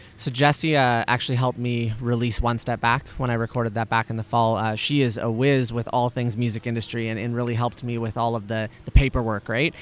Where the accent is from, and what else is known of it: home region near Kitchener-Waterloo, Ontario, Canada; born or raised there